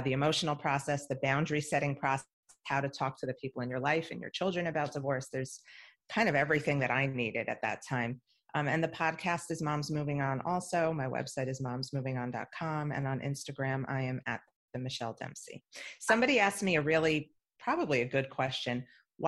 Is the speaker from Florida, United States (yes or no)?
no; New York, United States; moved away as an adult; now in Miami, United States; I'm from New York. I only moved to Miami 10 years ago